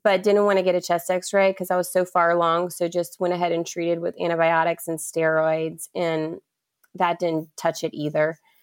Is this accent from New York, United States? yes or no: no; Charleston, South Carolina, United States; I'm born and raised in Charleston, South Carolina